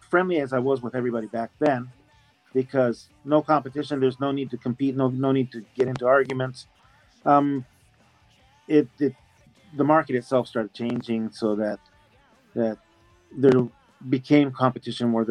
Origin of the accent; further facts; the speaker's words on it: Japan; Canadian, but born and raised in Japan. Born in Japan